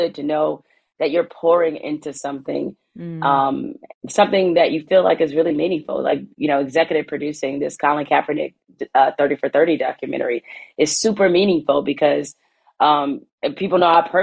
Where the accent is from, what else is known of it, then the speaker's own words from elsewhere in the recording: Midwest, United States; I'm from the Midwest.